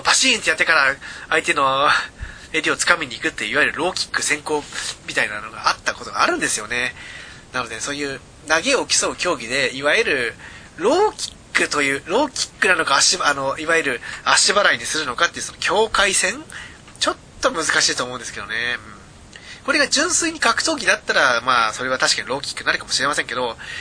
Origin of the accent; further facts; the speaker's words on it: Saitama, Japan; 埼玉育ち